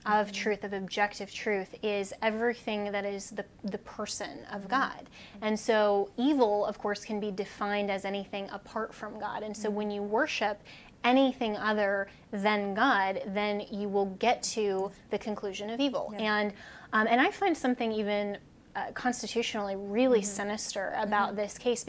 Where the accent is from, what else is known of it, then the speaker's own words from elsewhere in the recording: Colorado, United States; my home state of Colorado